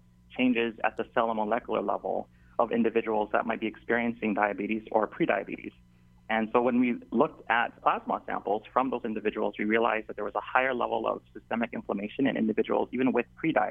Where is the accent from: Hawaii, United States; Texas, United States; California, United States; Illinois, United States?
Hawaii, United States; Waianae; I was born and raised in Waianae on that side of the island